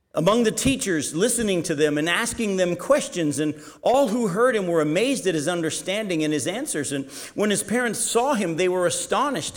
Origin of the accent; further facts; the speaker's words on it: United States